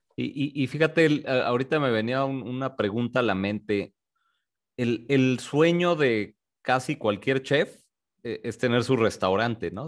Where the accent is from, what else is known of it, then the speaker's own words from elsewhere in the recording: Tijuana, Baja California, Mexico; moved away; also born or lived in Mexico City / Guadalajara; yo nací en la Ciudad de México, sin embargo, crecí en el norte, crecí en Tijuana